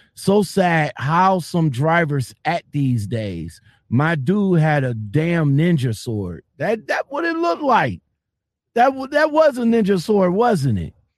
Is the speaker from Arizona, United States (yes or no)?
no; Ohio, United States; I'm from Ohio